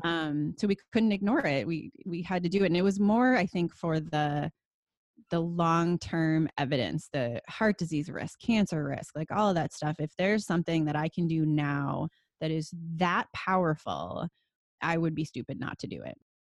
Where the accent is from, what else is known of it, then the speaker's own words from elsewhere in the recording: Wisconsin, United States; moved away as an adult; now in California, United States; I grew up in Wisconsin, and my grandpa was a dairy farmer